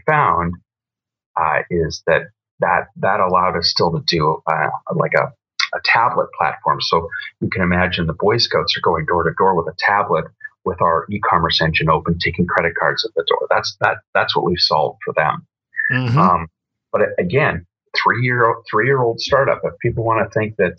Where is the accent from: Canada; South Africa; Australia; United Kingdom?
Canada; Vancouver, British Columbia; now in Alberta, Canada; I was born in Vancouver